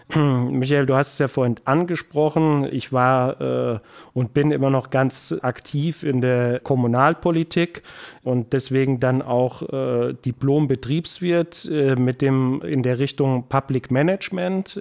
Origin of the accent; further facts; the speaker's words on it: Bad Soden-Salmünster, Hesse, Germany; also born or lived in Bad Endbach; in meiner Heimatstadt Kurdirektor zu werden